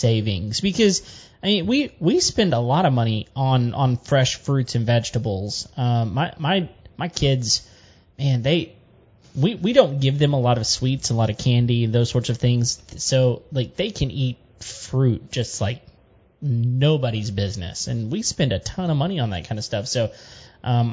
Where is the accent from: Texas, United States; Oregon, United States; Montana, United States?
Texas, United States; Central; I grew up, I was born in Central Texas